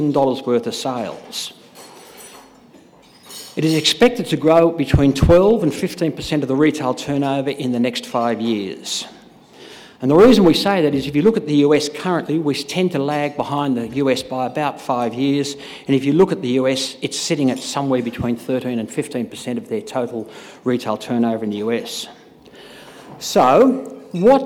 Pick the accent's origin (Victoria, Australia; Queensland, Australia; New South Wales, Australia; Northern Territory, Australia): New South Wales, Australia; Sydney; I'm from Sydney